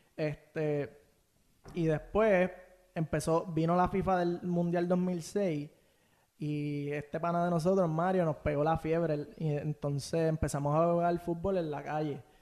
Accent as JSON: {"language": "Spanish", "town": "Bayamón", "country": "Puerto Rico", "tie": "born or raised there", "said": "nací en Bayamón, me estuve como mi primer año en Riverside, este, y después me mudé para allí, para Vista Bella, eh, aquí en Santa Juanita"}